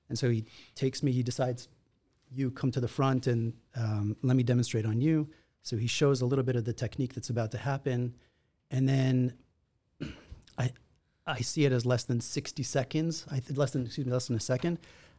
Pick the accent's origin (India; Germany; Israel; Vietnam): Israel; also born or lived in Los Angeles, United States; And so I grew up in Israel, actually. I was born here in Los Angeles, but when I was 8 or 9 months old, I moved to Israel. And that's where I spent most of my youth.